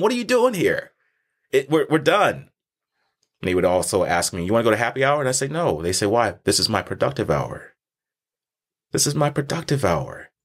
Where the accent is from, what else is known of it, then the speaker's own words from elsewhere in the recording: Texas, United States; I was born and raised in Texas